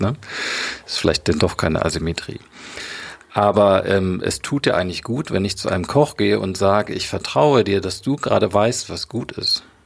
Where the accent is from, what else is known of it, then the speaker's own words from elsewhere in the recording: Germany; bei uns in Deutschland